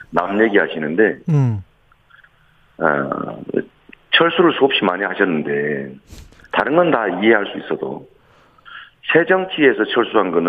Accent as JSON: {"language": "Korean", "town": "Seongnam", "region": "Gyeonggi Province", "country": "South Korea", "said": "더군다나 저는 성남 사람이었다가 경기도 사람이었다가"}